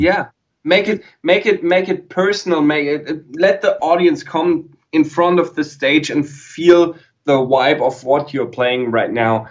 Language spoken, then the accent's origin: English; Germany; English is a second language; I YouTubed as a German